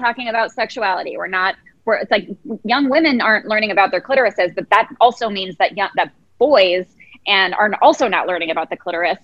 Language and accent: English; Chicago, Illinois, United States; now in London, United Kingdom; I'm from Chicago